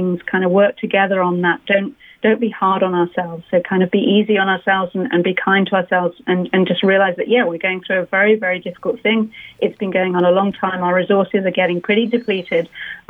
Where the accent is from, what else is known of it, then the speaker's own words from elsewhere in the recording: London, United Kingdom; moved away; I'm from London